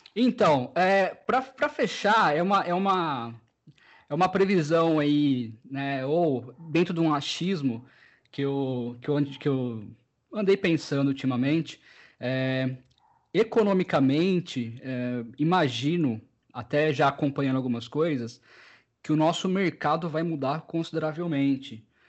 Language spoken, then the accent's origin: Portuguese; Americana, São Paulo, Brazil; eu sou de Americana, uma cidade que faz uma das maiores festas do peão